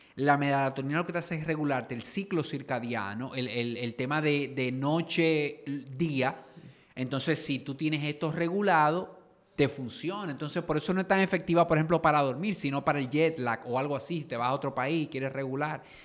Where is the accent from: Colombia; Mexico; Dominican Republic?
Dominican Republic; somos dominicanos